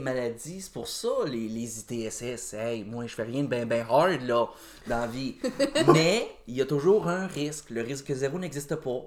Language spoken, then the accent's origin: French; Joliette, Quebec, Canada; now in Saint-Alphonse-Rodriguez, Canada; Je viens de Joliette